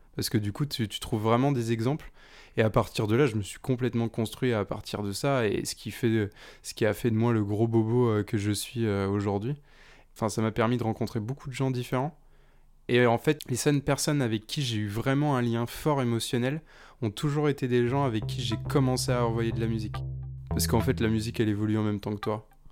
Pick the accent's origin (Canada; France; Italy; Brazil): France; Nantes, Pays de la Loire; moi, je viens de Nantes, donc près de, près de Nantes